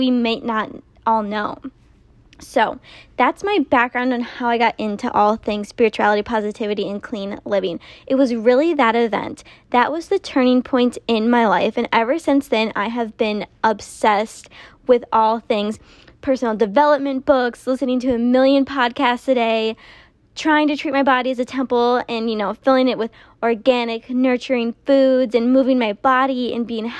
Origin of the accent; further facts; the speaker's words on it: Minnesota, United States; moved away as an adult; now in Texas, United States; I am originally from Minnesota